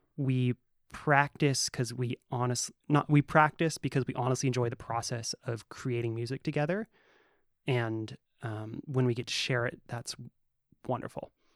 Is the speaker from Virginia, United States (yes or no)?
no; Humboldt, California, United States; I grew up in Humboldt